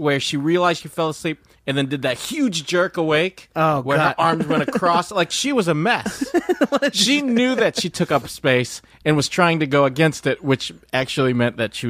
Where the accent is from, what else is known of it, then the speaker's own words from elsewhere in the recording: Philippines; Because I'm Filipino.